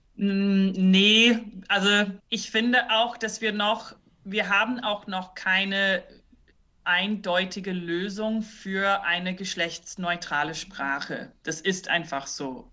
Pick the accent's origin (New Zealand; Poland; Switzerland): New Zealand; also born or lived in Brazil / Heidelberg, Germany; now in Germany; ich bin selber nicht äh, aus Deutschland, ich bin in Neuseeland aufgewachsen